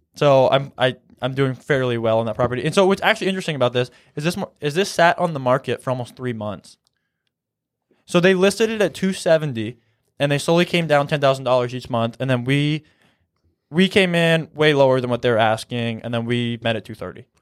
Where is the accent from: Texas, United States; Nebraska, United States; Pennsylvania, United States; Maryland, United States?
Nebraska, United States; Columbus; also born or lived in Kearney, Nebraska; I'm from Columbus, Nebraska.